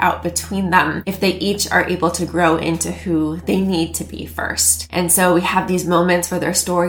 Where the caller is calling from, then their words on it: San Francisco, California, United States; I am joining you from San Francisco, California